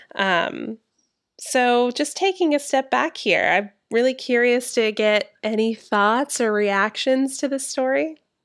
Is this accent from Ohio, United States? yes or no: no; Georgia, United States; my home state of Georgia